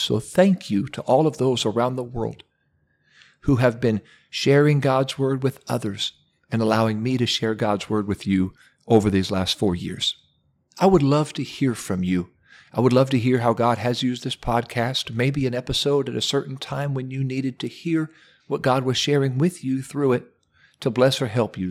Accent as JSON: {"language": "English", "region": "Ohio", "country": "United States", "said": "my home state of Ohio"}